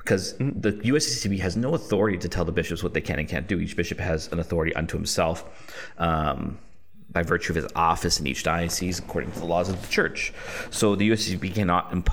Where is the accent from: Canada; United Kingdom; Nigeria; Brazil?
Canada; I'm a Canadian